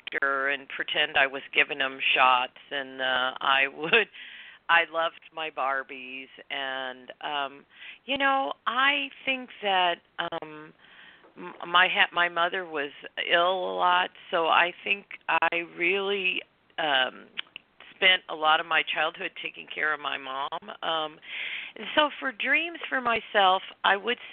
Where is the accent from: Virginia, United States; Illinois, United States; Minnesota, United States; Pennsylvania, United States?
Illinois, United States; outside of St. Louis; moved away as an adult; also born or lived in California; now in Santa Barbara, United States; I grew up in Illinois, on the Illinois side of the river, outside of St. Louis and Missouri